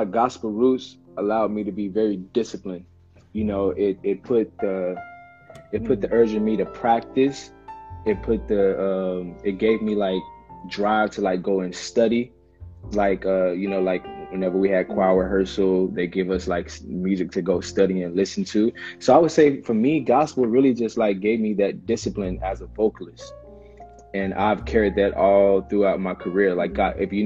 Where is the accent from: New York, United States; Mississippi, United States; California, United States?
Mississippi, United States; Hollandale; Hollandale is my hometown. That's where I'm from